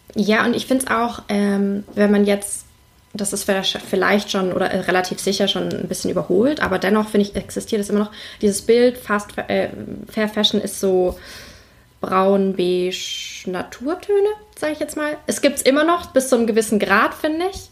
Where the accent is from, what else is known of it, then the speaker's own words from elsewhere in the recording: Hamburg, Germany; ich komme aus Hamburg